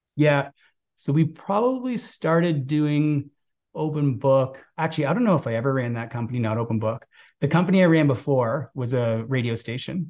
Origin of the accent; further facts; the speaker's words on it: outside of Toronto, Ontario, Canada; moved away as an adult; also born or lived in West Coast of Canada; I grew up outside of Toronto, so this is Canada's biggest city.